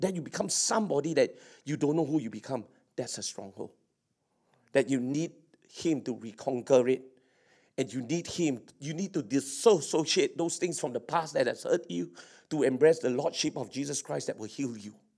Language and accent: English; Singapore; I'm a Singaporean.